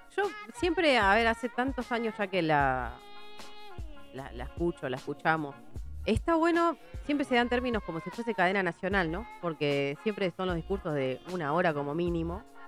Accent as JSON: {"language": "Spanish", "town": "Virrey del Pino", "region": "Buenos Aires Province", "country": "Argentina", "said": "vengo de Virrey del Pino"}